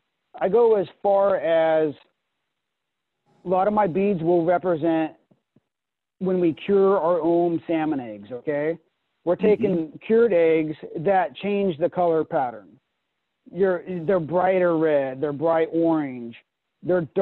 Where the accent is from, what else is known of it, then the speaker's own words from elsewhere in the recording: Pacific Northwest, United States; growing up in the Pacific Northwest